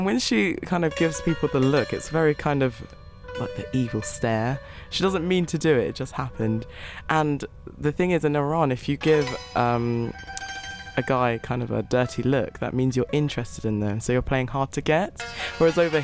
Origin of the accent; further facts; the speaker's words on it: United Kingdom; despite being born in Britain, I didn't feel like I fit in completely with others, because I'm not I'm British, but I'm not English.